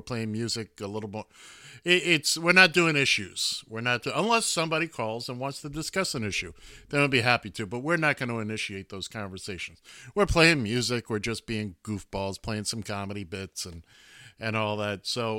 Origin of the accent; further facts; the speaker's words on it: New York City, New York, United States; I grew up in Midtown Manhattan.